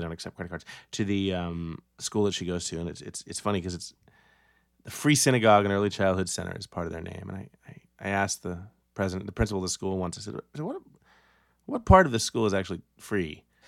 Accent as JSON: {"language": "English", "town": "New York City", "region": "New York", "country": "United States", "tie": "born or raised there", "said": "born and raised in New York City, public school kid"}